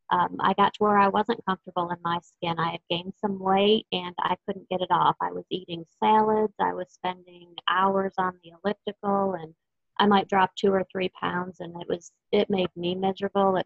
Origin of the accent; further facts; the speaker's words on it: Texas, United States; I am from Texas